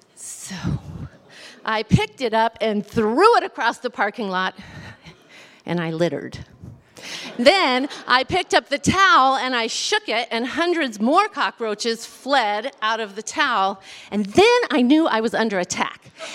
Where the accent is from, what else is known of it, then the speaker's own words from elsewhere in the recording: Southern California, United States; I was raised on Southern California beaches